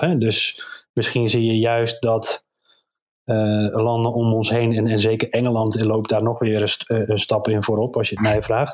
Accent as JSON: {"language": "Dutch", "country": "Netherlands", "said": "we juist als Nederlanders"}